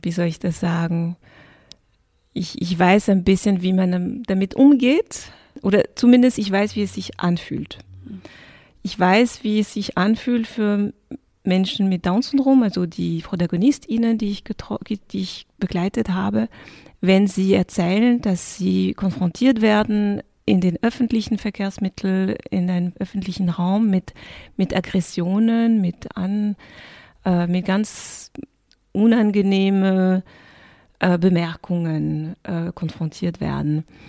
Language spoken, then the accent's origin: German; France; moved away; ich bin ursprünglich bin in Frankreich aufgewachsen und mein Vater kommt aus dem Senegal